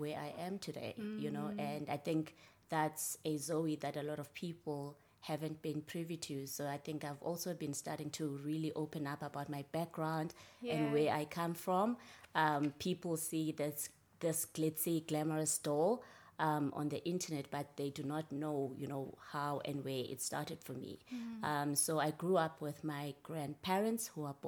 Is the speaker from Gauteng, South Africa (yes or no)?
no; Gcendane, Eastern Cape, South Africa; moved away; I was born and raised in Gcendane, which is a small town just outside of Butterworth in the Eastern Cape.